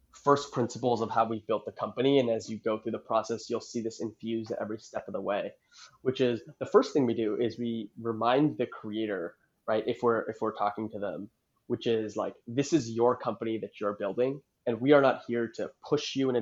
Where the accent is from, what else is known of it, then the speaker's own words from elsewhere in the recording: Toronto, Ontario, Canada; now in San Francisco, United States; I was born and raised in Toronto